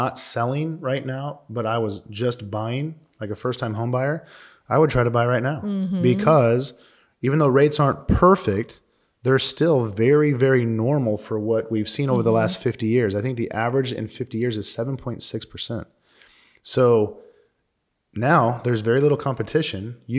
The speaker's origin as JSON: {"language": "English", "region": "Missouri", "country": "United States", "tie": "born or raised there", "also_born_or_lived": "Arizona", "moved": "yes", "lives_now": "Phoenix, United States", "said": "So I grew up in Missouri and we didn't have mountains."}